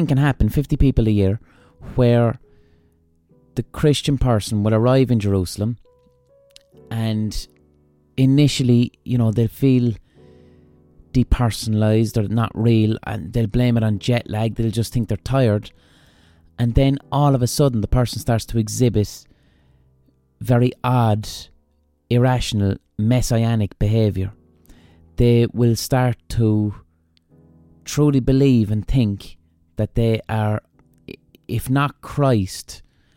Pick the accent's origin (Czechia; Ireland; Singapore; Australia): Ireland; as an Irish person